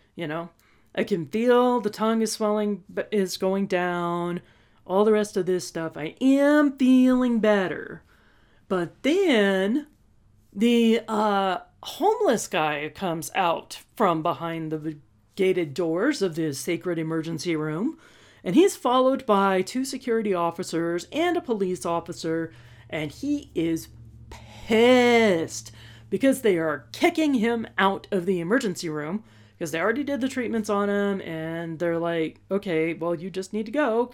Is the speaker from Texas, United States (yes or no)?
yes; Texas, United States; we're from Texas